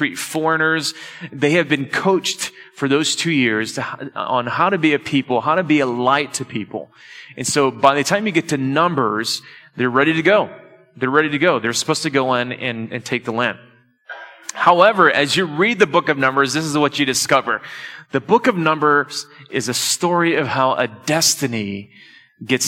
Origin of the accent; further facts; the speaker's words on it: Detroit, Michigan, United States; I'm from Detroit